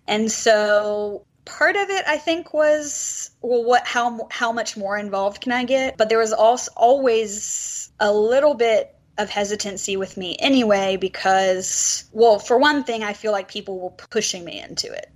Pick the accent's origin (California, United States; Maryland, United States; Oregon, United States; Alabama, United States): Alabama, United States; moved away; also born or lived in Los Angeles; I'm originally from Alabama, and when I became Episcopalian, I was in Alabama